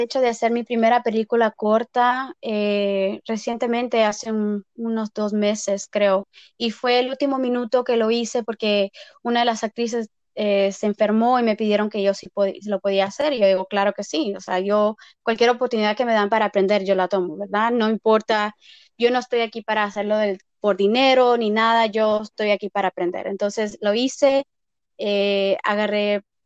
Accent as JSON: {"language": "Spanish", "region": "Texas", "country": "United States", "tie": "born or raised there", "also_born_or_lived": "Mexico", "moved": "yes", "lives_now": "Las Vegas, United States", "said": "soy mexicana. originalmente nací en Texas, eh, pero llevo viviendo en Las Vegas más de mitad de mi vida, más de 18 años"}